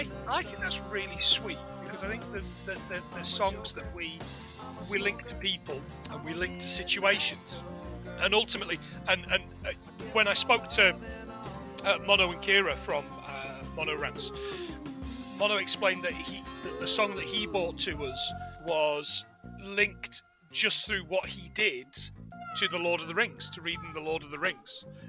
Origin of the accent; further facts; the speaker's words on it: United Kingdom; including a couple that were really close to home in regards to being British.